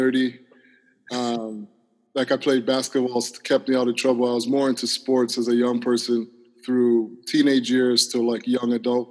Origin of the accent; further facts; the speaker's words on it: Toronto, Ontario, Canada; I grew up in Toronto, downtown Toronto, in one of our neighborhoods called Parkdale.